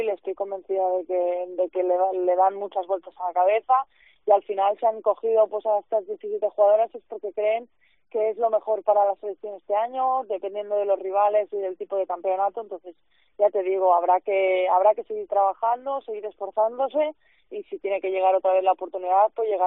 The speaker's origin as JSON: {"language": "Spanish", "town": "Barcelona", "region": "Catalonia", "country": "Spain", "lives_now": "Salamanca, Spain", "said": "Claro, yo vengo de Barcelona, entonces para mí Salamanca es pequeñita"}